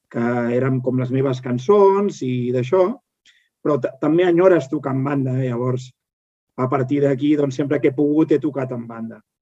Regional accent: Sant Joan de Vilatorrada, Catalonia, Spain; soc de Sant Joan de Vilatorrada, al costat de Manresa, al Bages, i aquí, clar, no és com a Barcelona.

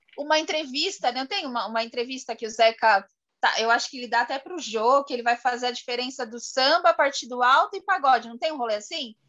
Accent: São Paulo, Brazil; a gente é de São Paulo

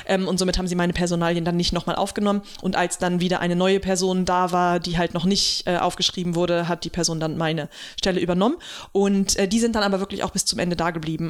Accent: Germany; hier bei uns in Deutschland

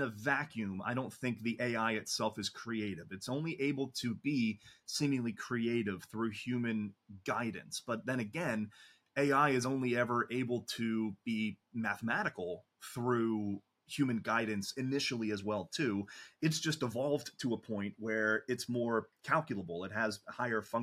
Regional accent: United States; I'm American

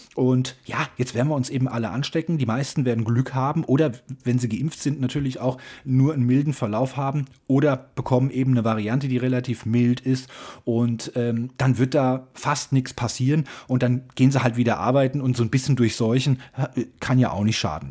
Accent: Hesse, Germany; ich bin Hesse, lebe in Hessen

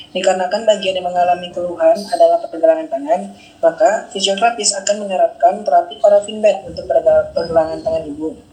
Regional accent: Bekasi, West Java, Indonesia; born there; Saya lahir di Bekasi 12 Februari 1992.

